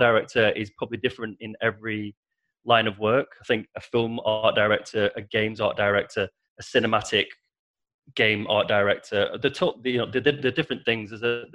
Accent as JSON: {"language": "English", "town": "Preston", "region": "North West England", "country": "United Kingdom", "said": "I'm from Preston originally, and Manchester's about 30 miles from where I live in the north of England"}